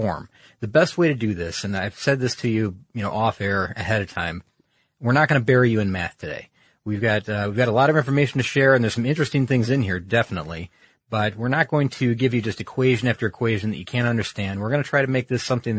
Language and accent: English; Michigan, United States; I'm from Michigan